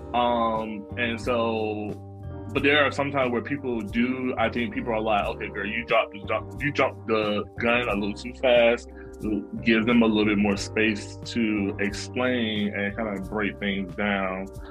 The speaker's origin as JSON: {"language": "English", "town": "Norfolk", "region": "Virginia", "country": "United States", "tie": "born or raised there", "moved": "as an adult", "lives_now": "New York, United States", "said": "I love being from Norfolk. I love growing up there"}